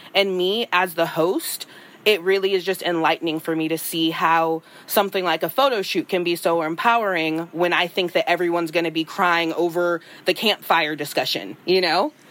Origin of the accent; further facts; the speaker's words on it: California, United States; I'm from California